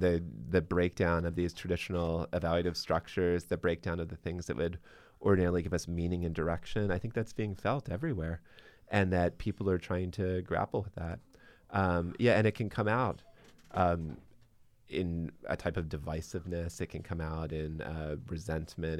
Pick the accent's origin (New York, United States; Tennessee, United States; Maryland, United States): Maryland, United States; Baltimore; now in Boston, United States; I'm originally from Baltimore